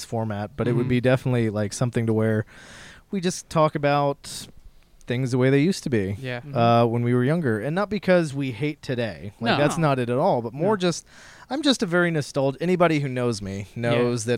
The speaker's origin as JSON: {"language": "English", "town": "Kokomo", "region": "Indiana", "country": "United States", "moved": "yes", "lives_now": "St. Louis, United States", "said": "I'm from Kokomo, Indiana"}